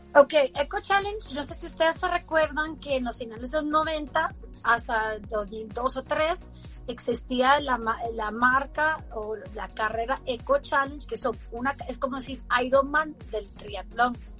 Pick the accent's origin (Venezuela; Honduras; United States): United States; Baltimore, Maryland; moved away; also born or lived in Guatemala; yo crecí en Baltimore